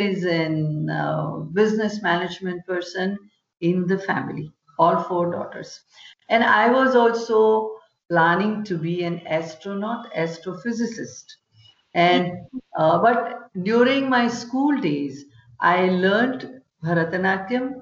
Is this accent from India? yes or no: yes; Vadodara, Gujarat, India; I'm born and brought up in Vadodara, which is on the western coast of India